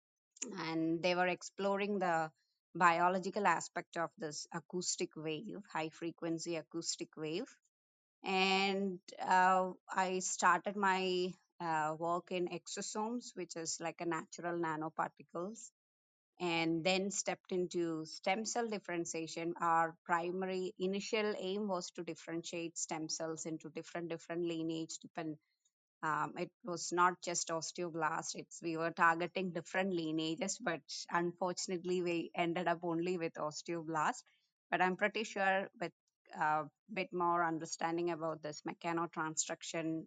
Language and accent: English; India; moved away; I'm born and brought up in India